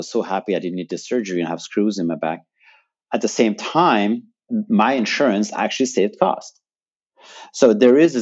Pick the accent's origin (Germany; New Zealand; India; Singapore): Germany; moved away as an adult; now in United States; I'm from Germany